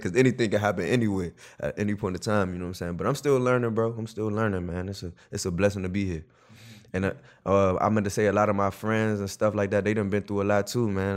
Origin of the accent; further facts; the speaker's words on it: Prince George's County, Maryland, United States; also born or lived in Washington, D.C.; I'm from Prince George's County, Maryland, P G County. Um, it's right outside of D C.